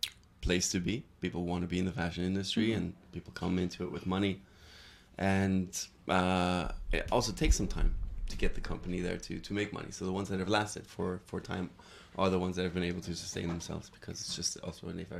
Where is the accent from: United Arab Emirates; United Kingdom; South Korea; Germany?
Germany; moved away as an adult; also born or lived in New York; I'm originally from Germany, but I studied in the States and then sort of started my career in New York.